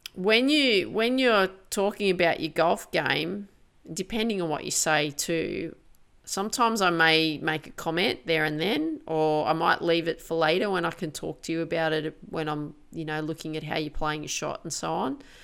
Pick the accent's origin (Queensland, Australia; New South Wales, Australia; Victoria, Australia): New South Wales, Australia; Grafton; I grew up in Grafton.